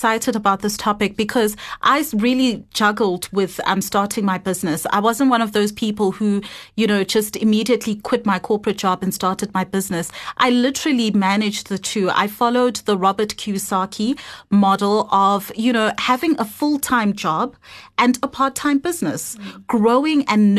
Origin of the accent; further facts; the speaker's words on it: Moldova; born there; So I was born in Moldova. And I've really had quite an international upbringing, just based on the different countries that we've lived in with my family.